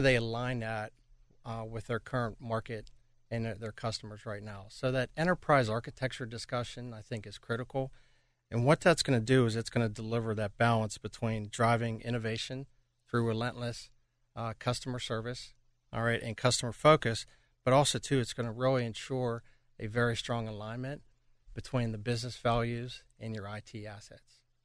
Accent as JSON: {"language": "English", "town": "Pittsburgh", "region": "Pennsylvania", "country": "United States", "tie": "born or raised there", "moved": "as an adult", "said": "back in my hometown of Pittsburgh"}